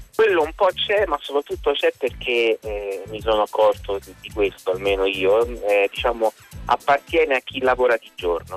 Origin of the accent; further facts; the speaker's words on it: Rome, Lazio, Italy; io sono di Roma